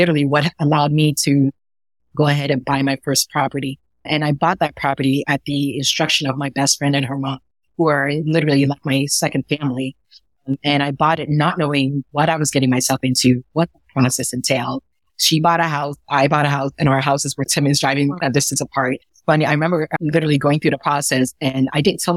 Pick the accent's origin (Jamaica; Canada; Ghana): Ghana; now in New York City, United States; I was born in Ghana, West Africa, and I grew up in a small village